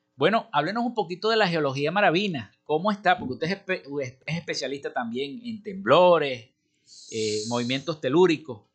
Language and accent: Spanish; Maracaibo, Zulia, Venezuela; así somos los maracuchos